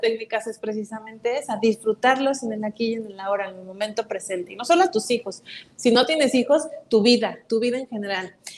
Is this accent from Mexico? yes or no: yes; Mexico; como mexicanos